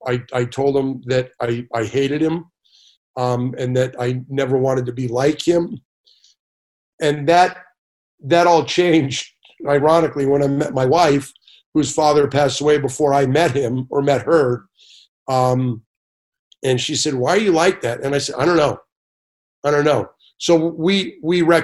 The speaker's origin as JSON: {"language": "English", "town": "Los Angeles", "region": "California", "country": "United States", "tie": "born or raised there", "said": "Grew up in Sepulveda, which is now called North Hills, which is down in the valley"}